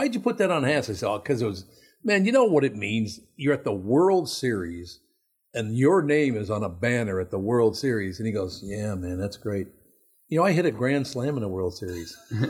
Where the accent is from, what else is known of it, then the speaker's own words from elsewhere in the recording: Minnesota, United States; It's a huge part of me being a Minnesotan. I love the Minnesota Twins.